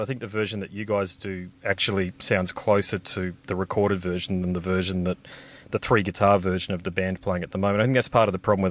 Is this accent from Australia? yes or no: yes; Australia; as an Australian, I can say, who lives in regional Australia